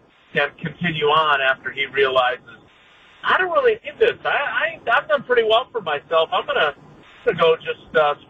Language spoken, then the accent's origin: English; Wisconsin, United States; I grew up in Wisconsin